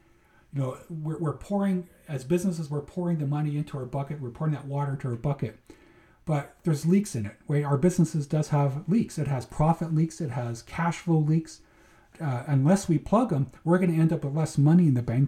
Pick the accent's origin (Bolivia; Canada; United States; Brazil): Canada; Manitoba; growing up in Manitoba, my brother and I would spend a lot of Sundays and summers